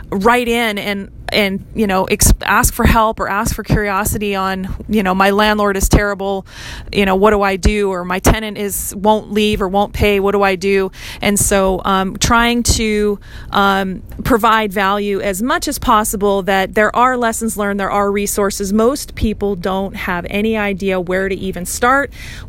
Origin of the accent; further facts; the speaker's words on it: Hawaii, United States; I grew up in Hawaii learning how to navigate the absolute rat's nest of a maze of permitting and development